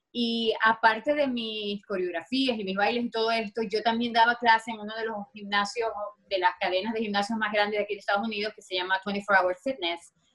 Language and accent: Spanish; Maracaibo, Zulia, Venezuela; moved away as an adult; now in Los Angeles, United States; ya yo tengo más tiempo viviendo aquí en Los Ángeles que lo que viví en Venezuela